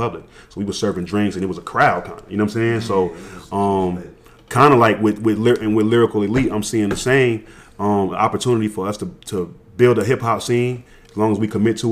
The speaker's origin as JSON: {"language": "English", "area": "an hour and a half outside of Atlanta", "region": "Georgia", "country": "United States", "tie": "born or raised there", "moved": "yes", "said": "We grew up an hour and a half outside of Atlanta. I happened to be back in my hometown"}